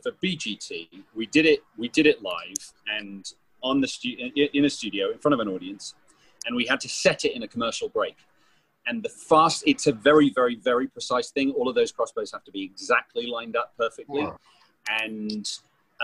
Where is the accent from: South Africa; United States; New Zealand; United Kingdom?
United Kingdom; I'm British